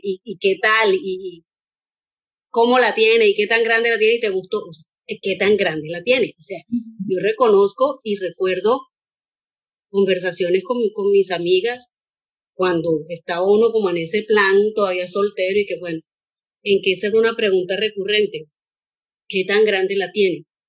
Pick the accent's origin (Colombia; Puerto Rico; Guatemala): Colombia; en Colombia, de donde soy yo